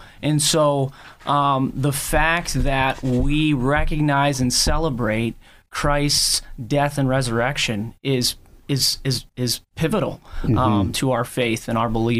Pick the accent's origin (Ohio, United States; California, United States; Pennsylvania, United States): Pennsylvania, United States; Millcreek; I grew up in Mill Creek.